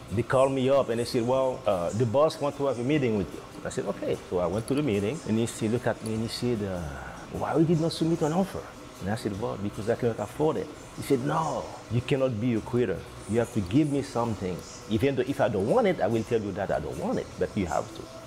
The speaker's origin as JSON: {"language": "English", "country": "Haiti", "moved": "yes", "lives_now": "San Rafael, United States", "said": "I'm from the Caribbean, I'm from Haiti"}